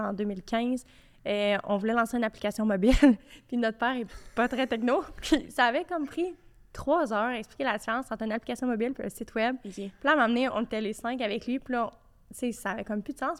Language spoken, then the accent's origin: French; Quebec, Canada; on vient de Québec